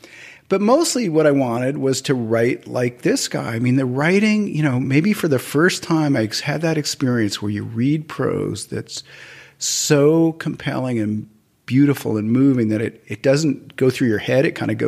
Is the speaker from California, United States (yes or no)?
no; New York City, New York, United States; moved away; I grew up in Brooklyn Heights.